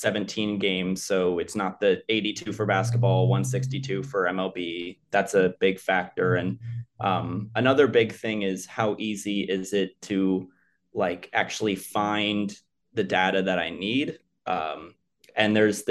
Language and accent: English; Cincinnati, Ohio, United States; I'm from the Cincinnati area, so everyone there is Bengals fans